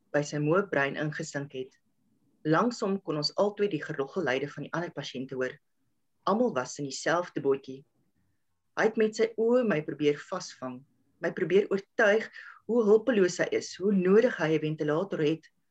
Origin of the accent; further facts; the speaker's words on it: South Africa; ek het in Helstrom groot geword